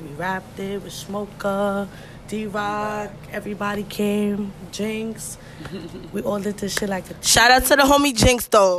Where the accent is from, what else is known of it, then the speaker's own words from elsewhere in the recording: New York City, New York, United States; I'm from Flatbush